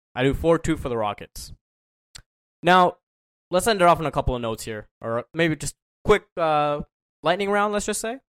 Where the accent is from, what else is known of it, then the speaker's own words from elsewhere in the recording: Toronto, Ontario, Canada; I'm from Toronto